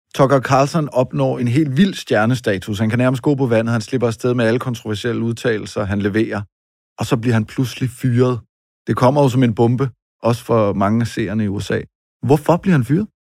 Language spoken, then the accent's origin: Danish; Denmark; os her hjemme i Danmark